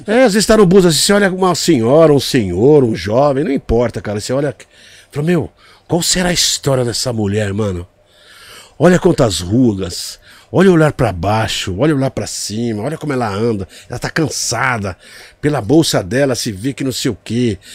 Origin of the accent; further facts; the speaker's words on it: Brazil; a primeira vez que eu saí do Brasil